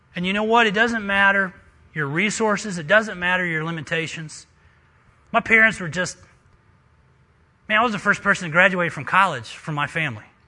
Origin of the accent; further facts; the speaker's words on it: West Virginia, United States; moved away; I'm a missionary from West Virginia.